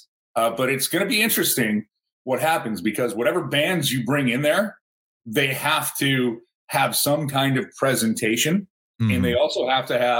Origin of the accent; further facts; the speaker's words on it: United States; moved away; I grew up near Canada, so I could go across the border.